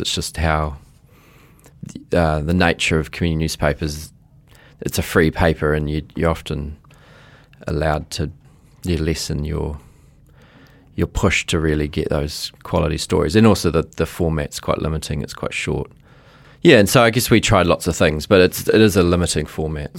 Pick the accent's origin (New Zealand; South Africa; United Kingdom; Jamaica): New Zealand; Auckland; also born or lived in Fiji; in Onehunga, and, well, I actually was born in Fiji, and then we came after the nineteen eighty-seven coup